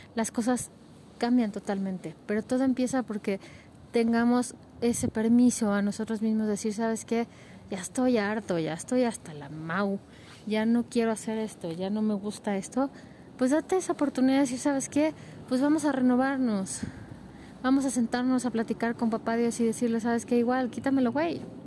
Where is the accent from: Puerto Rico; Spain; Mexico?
Mexico; como mexicanos, como latinoamericanos